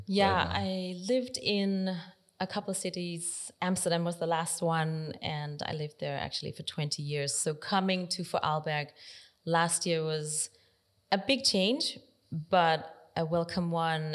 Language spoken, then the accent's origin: English; Denmark; moved away; also born or lived in South Korea / Netherlands; I arrived in Denmark and I grew up in Denmark my whole life. So I'm Danish